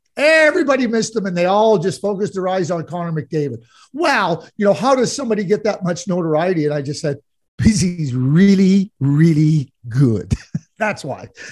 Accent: Montreal, Quebec, Canada; I grew up in Montreal as a Guy Lafleur fan

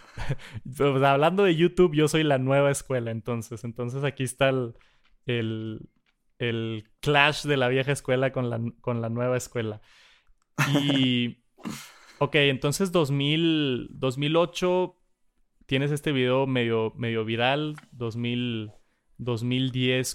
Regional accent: Monterrey, Nuevo León, Mexico; acá en Monterrey. Estamos bien agringados, ¿no? vemos mucho contenido de Estados Unidos y, yo, por más mal que suene y que soy mexicano al 100%

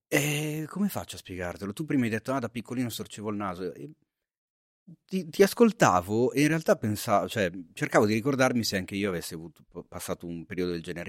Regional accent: Milan, Lombardy, Italy; nel mio quartiere, non bellissimo, nel quale sono cresciuto a Milano

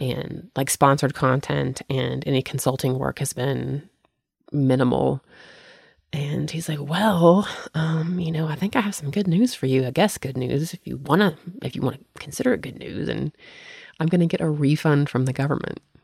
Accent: the South, United States; moved away; I grew up in the South without sprinkler systems

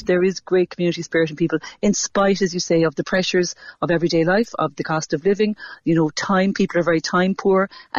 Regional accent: Cork, Munster, Ireland; Absolutely, and I'm proud to be from Cork every day

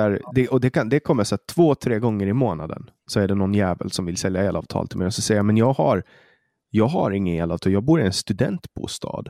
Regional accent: Åland Islands; also born or lived in Stockholm; jag kommer från Åland

